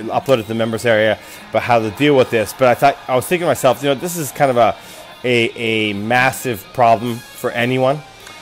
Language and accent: English; United States; also born or lived in Japan; I'm American